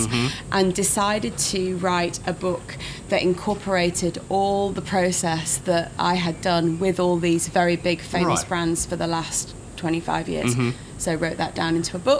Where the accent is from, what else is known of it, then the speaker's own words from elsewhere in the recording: Leeds, Yorkshire and the Humber, United Kingdom; Well, I was born in Leeds, which is in the north of England.